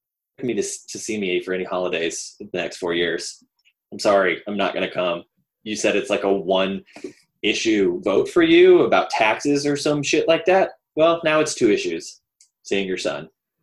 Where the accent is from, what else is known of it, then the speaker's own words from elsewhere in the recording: the South, United States; I am a cis white male, and I grew up in the South, and I grew up to wonderful religious conservative parents.